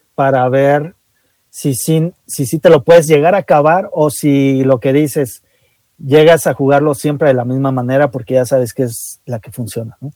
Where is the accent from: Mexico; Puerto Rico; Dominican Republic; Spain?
Mexico; lo que somos hoy como mexicanos